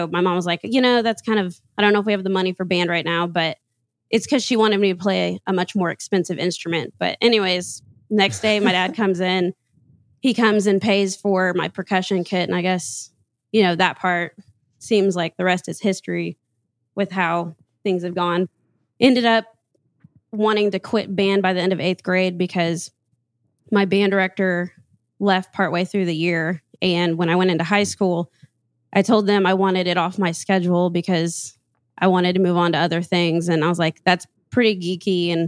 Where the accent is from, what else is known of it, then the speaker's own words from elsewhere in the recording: Louisiana, United States; because I'm from Louisiana. Kind of. I'm an Army brat